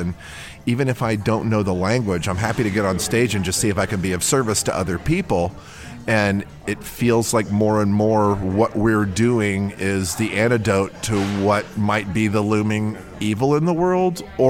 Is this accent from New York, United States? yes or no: no; Chicago, Illinois, United States; I'm an improviser from Chicago.